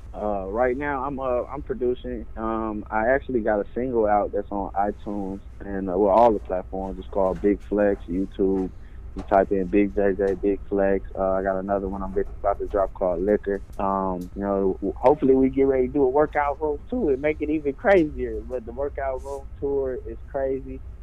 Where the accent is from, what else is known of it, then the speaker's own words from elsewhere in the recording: Little Rock, Arkansas, United States; I'm from Little Rock, Arkansas